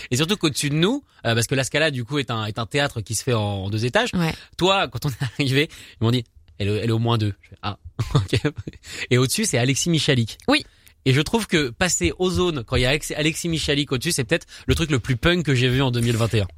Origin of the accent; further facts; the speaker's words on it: France; en tant que français, je ne suis pas forcément doué en accent on a ce problème-là en France